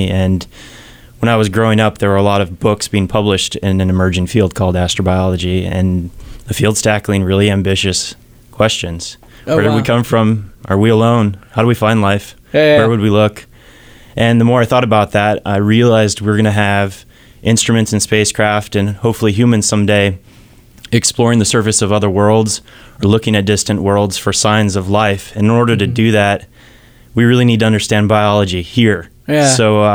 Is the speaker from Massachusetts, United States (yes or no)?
no; Colorado, United States; also born or lived in Florida / Seattle; now in Bay Area, United States; I grew up in Colorado.